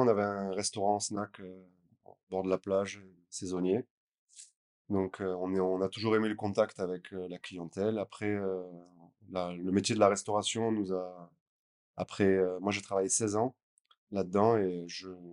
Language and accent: French; Gruissan, Occitania, France; moved away as an adult; now in Sri Lanka; à la base, je suis du sud de la France, je suis de Grissin, côté de Narbonne